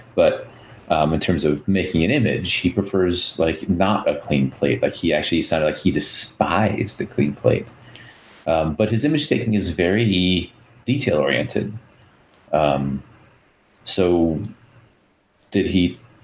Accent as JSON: {"language": "English", "region": "Wisconsin", "country": "United States", "accent": "Wisconsin", "said": "my Wisconsin accent comes out"}